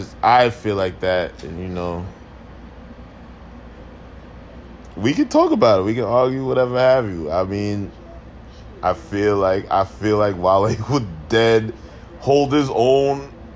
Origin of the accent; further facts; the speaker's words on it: New York, United States; I'm from New York.